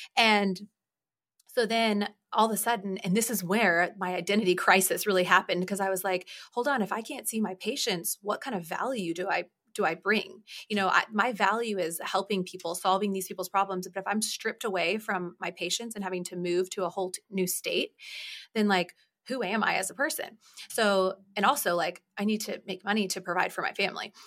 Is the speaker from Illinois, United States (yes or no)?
no; Atlanta, Georgia, United States; I was born in Atlanta, Georgia